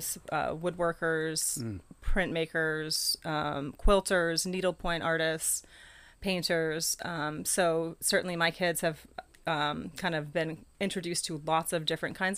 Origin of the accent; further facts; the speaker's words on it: Rye, New Hampshire, United States; moved away as an adult; also born or lived in Florida; now in Pocasset, Massachusetts, United States; I grew up in Rye, New Hampshire